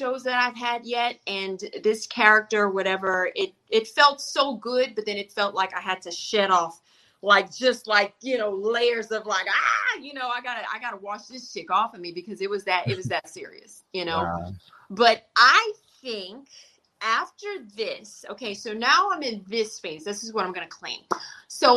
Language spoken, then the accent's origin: English; the South, United States; I'm from the South